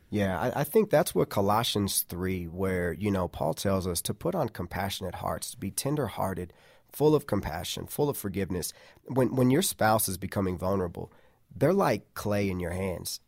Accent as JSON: {"language": "English", "region": "Midwest", "country": "United States", "tie": "born or raised there", "said": "we grew up in the Midwest."}